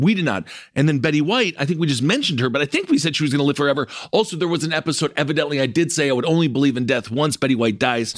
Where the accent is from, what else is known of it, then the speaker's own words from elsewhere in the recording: United States; as an American